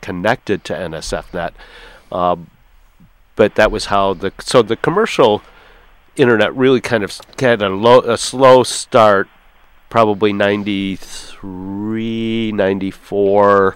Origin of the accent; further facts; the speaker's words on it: Ann Arbor, Michigan, United States; I'm from Ann Arbor